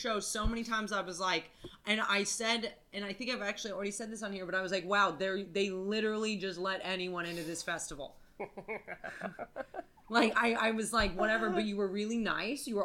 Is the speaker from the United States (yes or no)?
yes; United States; also born or lived in New York; I'm American